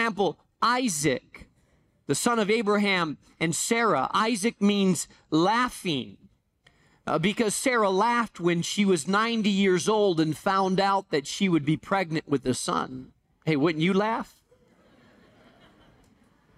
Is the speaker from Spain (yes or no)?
yes; Spain; moved away; I grew up in Spain